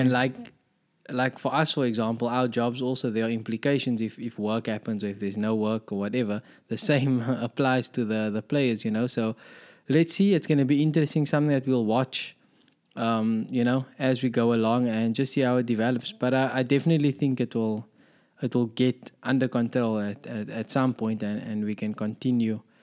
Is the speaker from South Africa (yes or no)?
yes; South Africa; as a South African